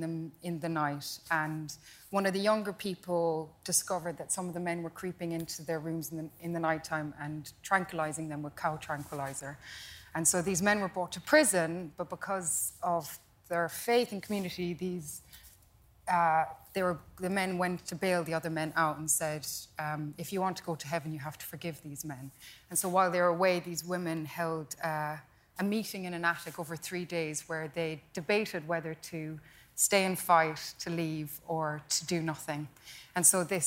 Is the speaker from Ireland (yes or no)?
yes; Kerry, Munster, Ireland; moved away; Kerry, Southern Ireland